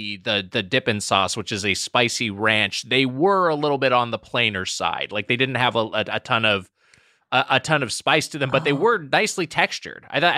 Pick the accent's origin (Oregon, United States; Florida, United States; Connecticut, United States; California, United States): California, United States; Southern; growing up in Southern California